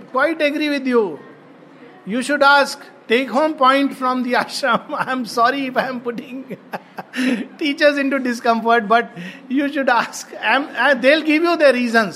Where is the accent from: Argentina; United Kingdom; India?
India; I'm an Indian